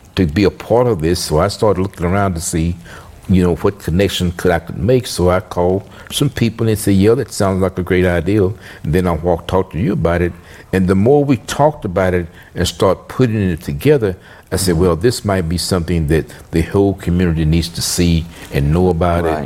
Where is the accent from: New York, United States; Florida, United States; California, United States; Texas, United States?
Texas, United States; Tyler; I'm from Tyler